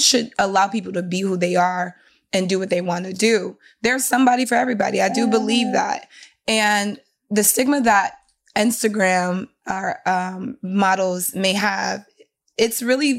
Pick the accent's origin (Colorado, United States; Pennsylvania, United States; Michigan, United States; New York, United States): Michigan, United States; Detroit; I'm from Detroit.